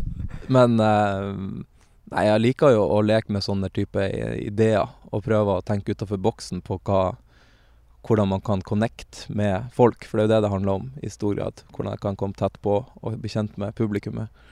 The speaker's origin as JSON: {"language": "Norwegian", "area": "Lofoten", "region": "Nordland", "country": "Norway", "moved": "yes", "said": "jeg er fra Lofoten"}